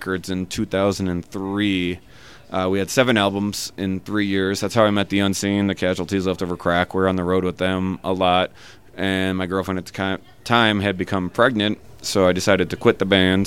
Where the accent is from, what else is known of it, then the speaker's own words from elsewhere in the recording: Chicago, Illinois, United States; We're from Chicago